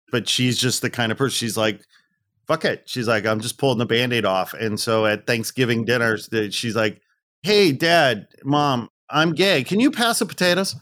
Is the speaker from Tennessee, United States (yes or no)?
no; outside Chicago, Northwest Indiana, United States; I was born and raised outside Chicago, Northwest Indiana, so I'm a Midwesterner.